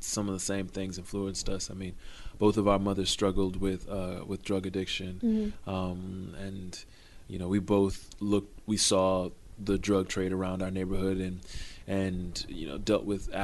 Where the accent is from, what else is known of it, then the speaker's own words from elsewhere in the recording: Miami, Florida, United States; growing up in Liberty City in Miami